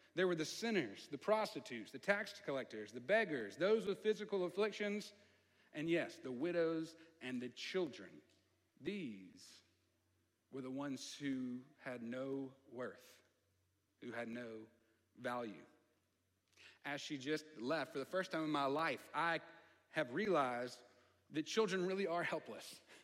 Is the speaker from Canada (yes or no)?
no; the South, United States; accent: southern; I get a little country, my, my southern accent comes out a little bit